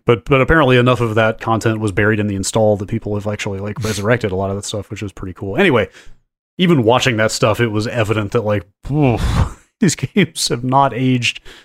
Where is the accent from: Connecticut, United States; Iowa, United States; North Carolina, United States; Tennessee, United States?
North Carolina, United States; North Carolina now, my home state